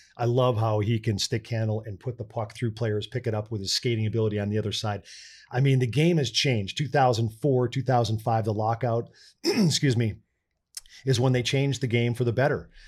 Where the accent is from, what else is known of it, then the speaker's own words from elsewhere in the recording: North St. Paul, Minnesota, United States; moved away; growing up in North Saint Paul